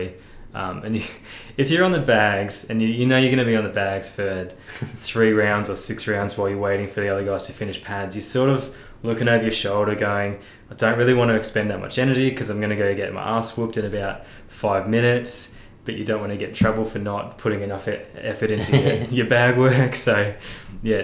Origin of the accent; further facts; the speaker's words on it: Australia; I consider myself Australian. You know, born and raised in Australia